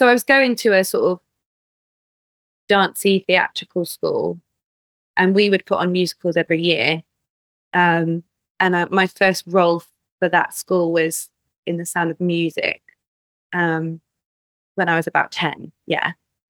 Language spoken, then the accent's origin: English; Glastonbury, South West England, United Kingdom; growing up in Glastonbury